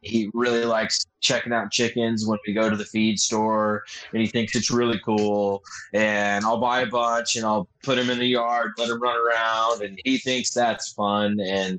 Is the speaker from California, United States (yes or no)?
yes; California, United States; First of all, I'm from Southern California. I live in San Diego.